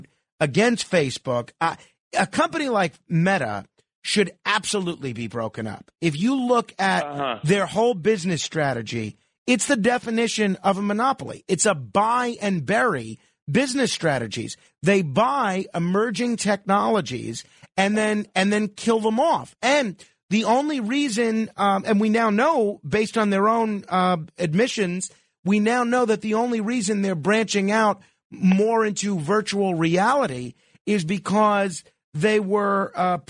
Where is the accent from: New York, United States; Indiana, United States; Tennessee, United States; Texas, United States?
New York, United States; New York City; I am a proud Staten Islander